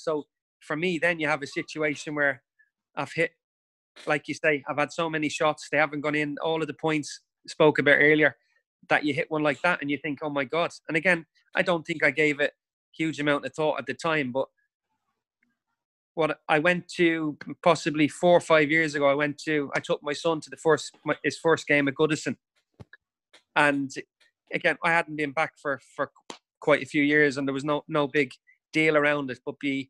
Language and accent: English; Dublin, Leinster, Ireland; can you imagine being an Evertonian growing up in Dublin?